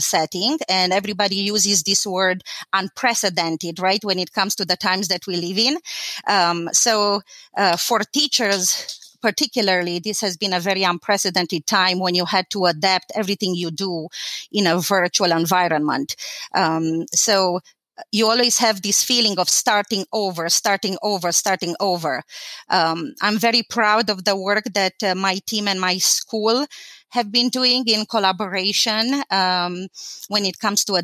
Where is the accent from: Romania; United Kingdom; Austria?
Romania; Timișoara, Timiș County; English is a second language; moved away as an adult; now in United States; So I was born in Timișoara. Timișoara is a city in Romania